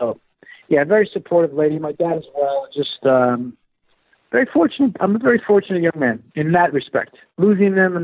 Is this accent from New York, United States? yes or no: yes; New York City, New York, United States; also born or lived in Bronx, New York; I grew up in Queens, Whitestone, Queens, in New York City. A little outside of New York, in the Bronx as well.